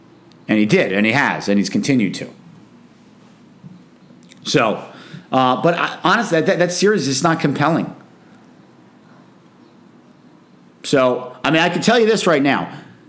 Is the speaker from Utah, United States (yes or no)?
no; New York, United States; I'm a Knicks fan. I grew up in New York. Right? I grew up in the 80s